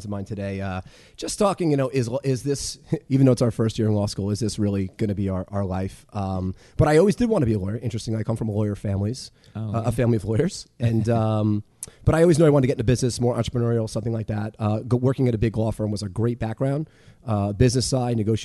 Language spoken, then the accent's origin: English; Dix Hills, New York, United States; now in New York City, United States; I grew up on the Nassau-Suffolk border, Melville, Dix Hills